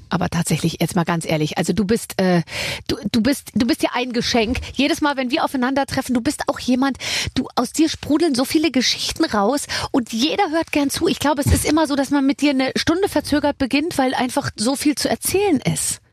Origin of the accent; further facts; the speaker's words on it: Berlin, Germany; wir als Berliner